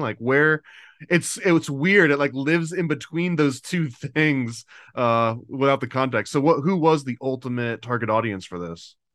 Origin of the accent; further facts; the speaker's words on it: United States; I'm paranoid American